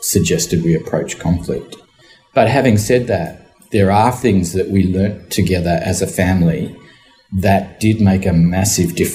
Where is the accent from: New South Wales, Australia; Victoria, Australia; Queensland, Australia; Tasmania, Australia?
New South Wales, Australia; Sydney; I was born in Sydney and have lived all my life in Sydney